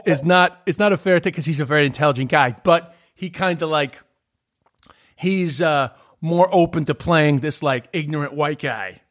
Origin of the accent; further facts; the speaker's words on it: New York City, New York, United States; accent: New York; moved away; also born or lived in Ireland; I'm from New York, but I've lived in Ireland. I mean, I wasn't lying, but like I'm from Queens